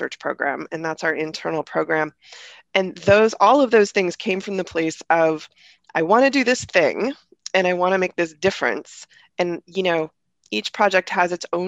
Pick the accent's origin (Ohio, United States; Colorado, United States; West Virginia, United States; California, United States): Ohio, United States; Northeast; I grew up in Northeast Ohio